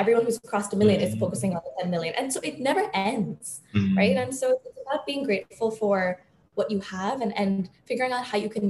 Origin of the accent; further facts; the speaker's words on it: Mumbai, Maharashtra, India; also born or lived in Boston, United States; I was born in Boston, lived there till I was about 8 or 9, and then I moved to Bombay. But when I lived there, every summer I'd spend in India. And then when I lived in India, every summer I'd spend in the US.